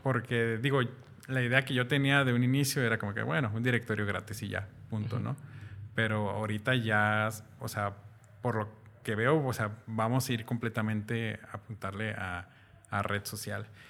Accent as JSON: {"language": "Spanish", "country": "Mexico", "said": "algo que tenemos los mexicanos"}